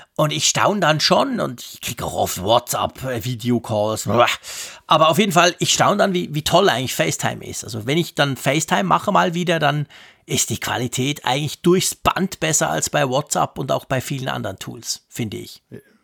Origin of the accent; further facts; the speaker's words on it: Switzerland; da sind wir Schweizer